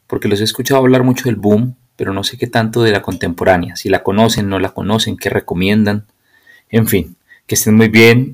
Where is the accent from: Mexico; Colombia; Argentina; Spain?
Colombia; also born or lived in Bogotá; vivo en Bogotá, soy colombiano